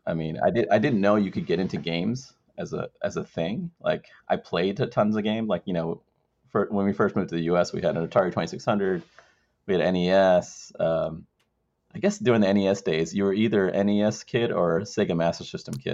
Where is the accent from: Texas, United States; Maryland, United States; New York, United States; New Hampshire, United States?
Maryland, United States; also born or lived in Sri Lanka; growing up in Maryland